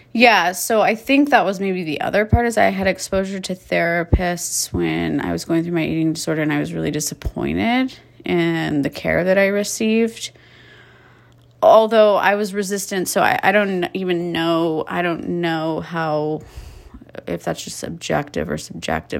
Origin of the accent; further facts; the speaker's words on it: Calabasas, California, United States; I was raised in Calabasas, California, Southern California